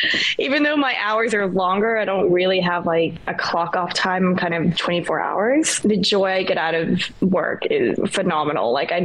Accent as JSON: {"language": "English", "country": "New Zealand", "also_born_or_lived": "Australia / United States", "moved": "yes", "lives_now": "Bangkok, Thailand", "said": "So I am originally from New Zealand. I've bounced around quite a few countries to call them my home. I've lived in Australia and the United States, and now I live in Bangkok, Thailand."}